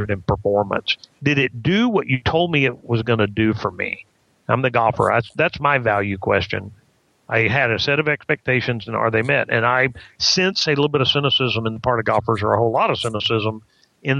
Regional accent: Texas, United States; I'm a Texan

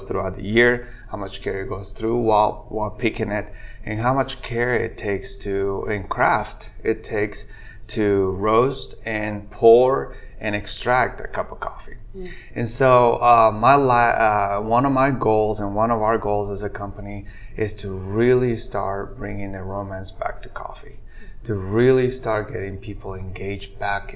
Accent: Guatemala; English is a second language; moved away as an adult; I'm originally born and raised in Guatemala, and I've been in this state for about 20 years

